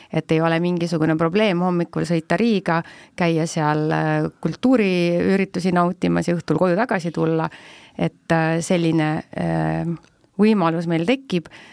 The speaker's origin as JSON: {"language": "Estonian", "town": "Tartu", "region": "Tartu County", "country": "Estonia", "said": "olles ise ka tegelikult tartlane"}